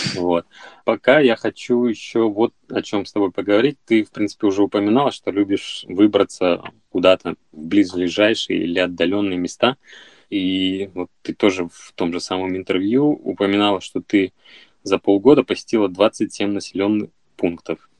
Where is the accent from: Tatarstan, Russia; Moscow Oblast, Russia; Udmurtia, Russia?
Udmurtia, Russia; Izhevsk; я сам родом из Ижевска